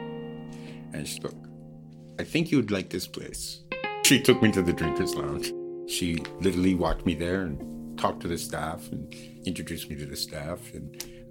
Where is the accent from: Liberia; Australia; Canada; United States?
Canada; Newfoundland and Labrador; now in Vancouver, Canada; I was born in Newfoundland. I grew up